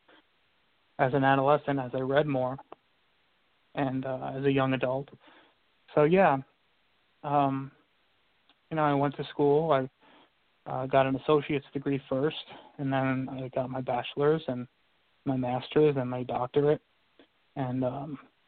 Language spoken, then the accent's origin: English; New York City, New York, United States; I grew up in New York, in Brooklyn, New York